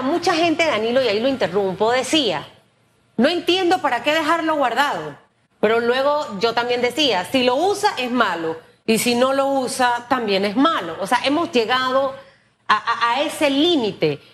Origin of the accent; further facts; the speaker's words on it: Panama; como panameña